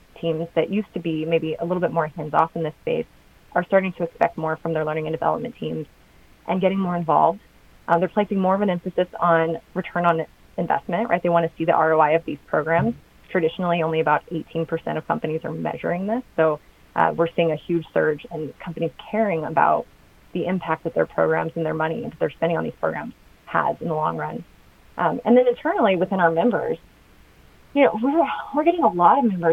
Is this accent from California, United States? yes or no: no; Kansas, United States; moved away as an adult; also born or lived in London / Washington, D.C. / San Francisco; I'm from Kansas, but during the economic recession, I moved to Washington, D.C.